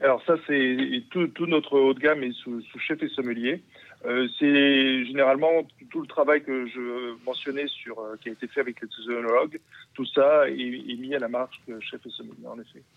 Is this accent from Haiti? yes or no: no; Bordeaux, Nouvelle-Aquitaine, France; also born or lived in Perpignan; now in Hauts-de-France, France; je suis d'origine de Bordeaux